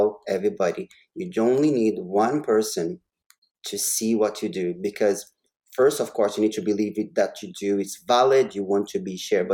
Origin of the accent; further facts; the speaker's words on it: Brazil; now in Vancouver, Canada; I am a Canadian. I'm a Canadian citizen right now. But I am also Brazilian.